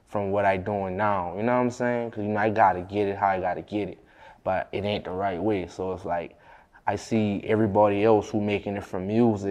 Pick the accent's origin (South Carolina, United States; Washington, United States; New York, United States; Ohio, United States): South Carolina, United States; Charleston; accent: Geechee; Charleston, man.